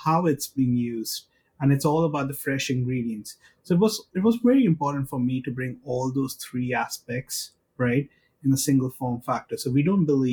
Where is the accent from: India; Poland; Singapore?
India; I come from India.